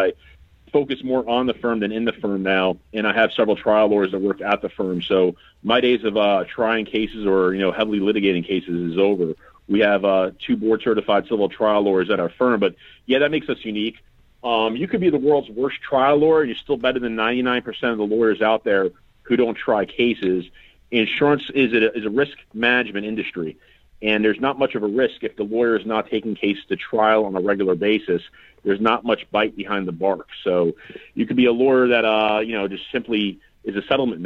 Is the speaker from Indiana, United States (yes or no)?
no; New York City, New York, United States; moved away as an adult; now in Florida, United States; I'm from New York City. I came down to Florida at the age of 18